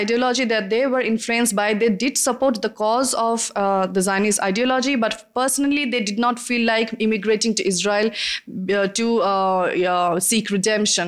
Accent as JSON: {"language": "English", "country": "India", "said": "I'm from India"}